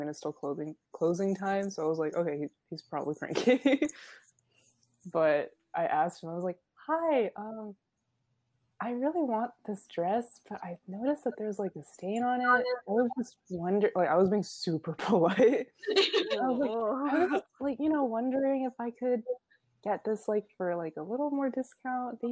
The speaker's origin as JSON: {"language": "English", "country": "United States", "said": "I'm from the US"}